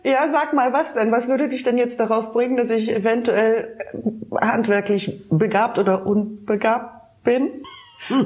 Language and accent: German; Baden-Baden, Baden-Württemberg, Germany; now in Berlin, Germany; Ich komme ja aus dem Schwarzwald, aus Baden-Baden